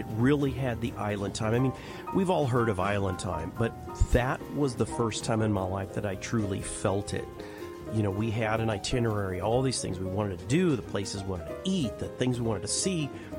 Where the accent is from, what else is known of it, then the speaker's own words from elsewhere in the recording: Los Angeles, California, United States; I come from Los Angeles, a big city